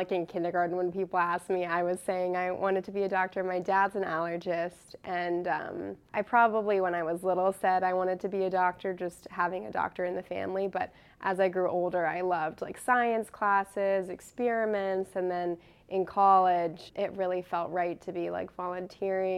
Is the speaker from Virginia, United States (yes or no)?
yes; McLean, Virginia, United States; moved away as an adult; also born or lived in Charlottesville, Virginia; now in Worcester, Massachusetts, United States; I grew up in McLean, Virginia. I lived there my whole life